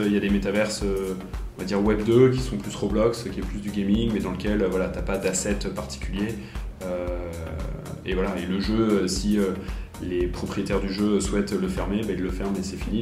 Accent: Paris, Île-de-France, France; moved away as an adult; now in Geneva, Switzerland; je viens de Paris de, base

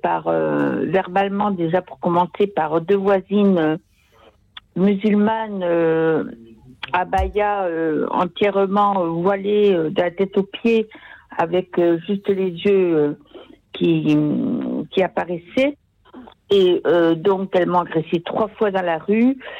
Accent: Sarthe, Pays de la Loire, France; now in Toulouse, France; je retourne dans mon village natal, dans la Sarthe

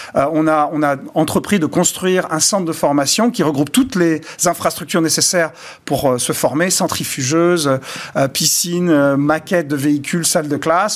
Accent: Bordeaux, Nouvelle-Aquitaine, France; Je viens de Bordeaux et on est parti des cépages de nos, vignes bordelaises

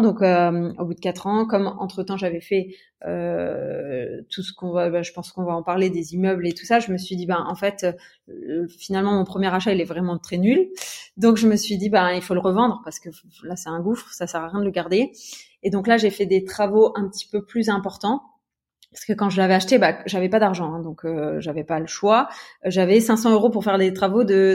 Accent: Metz, Grand Est, France; moved away as an adult; also born or lived in Luxembourg; now in Aix-en-Provence, France; à la base, j'étais de Metz. Ouais. Donc, je vivais à Metz, et euh, donc dans l'Est de la France, et dans le Grand Est

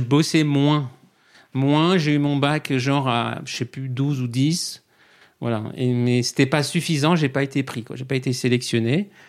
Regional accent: Saint-Mandé, Île-de-France, France; moved away; also born or lived in Paris; j'ai grandi euh, à côté de Vincennes, à Saint-Mandé. Je suis né à côté du château

